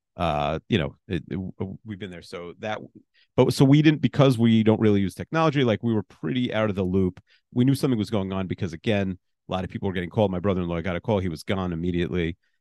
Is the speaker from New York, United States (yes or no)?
yes; New York, United States; I'm a New Yorker